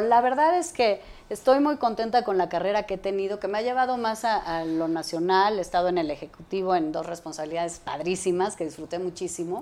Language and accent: Spanish; Mexico City, Mexico; yo crecí en la Ciudad de México y viví aquí